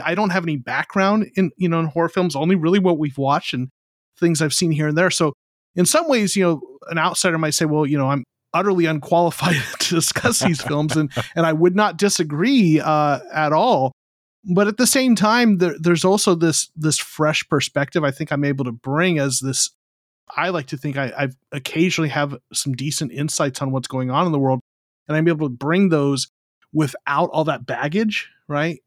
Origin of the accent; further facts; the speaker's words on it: Arizona, United States; moved away; also born or lived in Southern California; I'm originally from Arizona